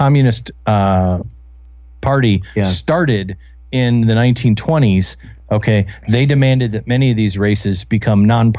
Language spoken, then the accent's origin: English; Michigan, United States; now in Oregon, United States; I grew up in Michigan